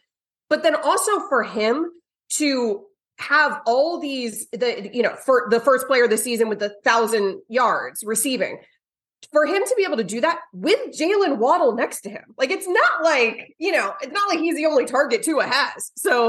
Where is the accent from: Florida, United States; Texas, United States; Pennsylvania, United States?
Florida, United States; I didn't grow up watching the Dolphins at all. I mean, I grew up in Bucks territory.